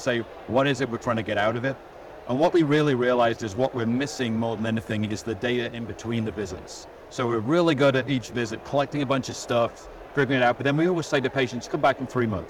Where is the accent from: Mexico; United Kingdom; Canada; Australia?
United Kingdom; England; moved away as an adult; now in United States; I come from England originally. Yeah. Spent about 20 years there and then the rest of the time in the States.